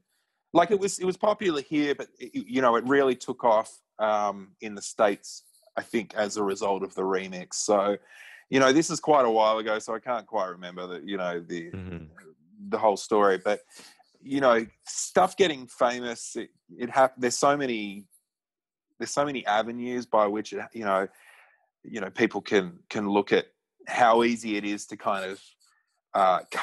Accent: Australia; growing up in Australia

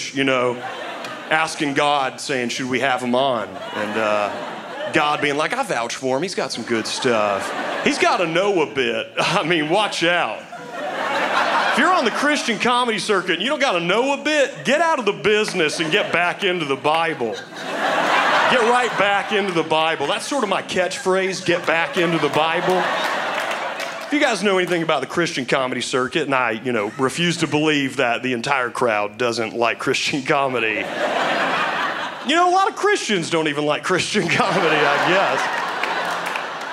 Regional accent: Germany; accent: German; my German accent.

